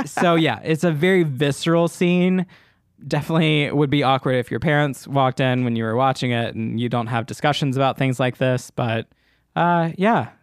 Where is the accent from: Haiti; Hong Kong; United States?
United States; me as an American viewer, an American viewer who is not, um, in a formal religion like